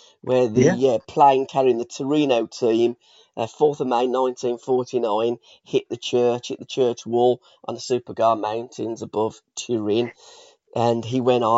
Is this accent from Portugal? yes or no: no; England, United Kingdom; we're English